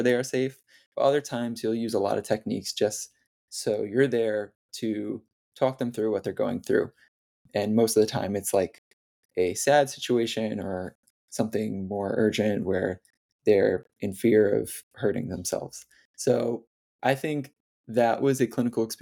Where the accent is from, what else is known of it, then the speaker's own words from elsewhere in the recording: near Hudson Valley, New York, United States; I started volunteering in the emergency department at a hospital near my hometown. And it was the first summer after my first year of undergrad. It was at New York Presbyterian Hudson Valley Hospital.